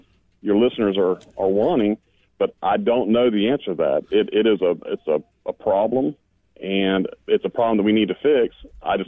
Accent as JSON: {"language": "English", "country": "United States", "also_born_or_lived": "North Florida", "said": "as an American"}